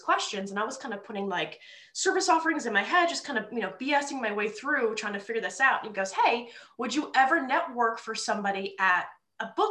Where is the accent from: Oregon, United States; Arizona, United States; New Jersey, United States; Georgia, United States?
New Jersey, United States; moved away as an adult; also born or lived in New York City; now in Philadelphia, United States; growing up in North Jersey